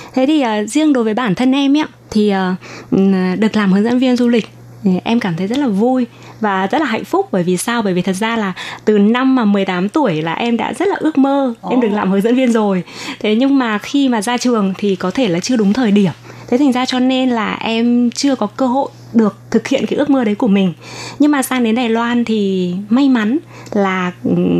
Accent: Thai Nguyen, Vietnam; moved away as an adult; now in Taiwan; ở bên Việt Nam thì em ở Thái Nguyên

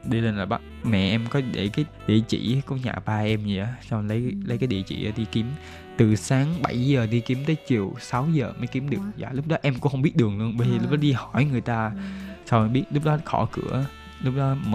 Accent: Taiwan; born there; also born or lived in Vietnam; Dạ em sinh tại Đài Loan.

